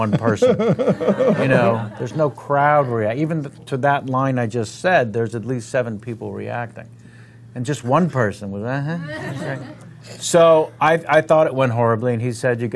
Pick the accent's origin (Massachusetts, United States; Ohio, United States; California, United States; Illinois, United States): California, United States; San Francisco; I'm from San Francisco. The other great city, and everyone thinks I'm from New York.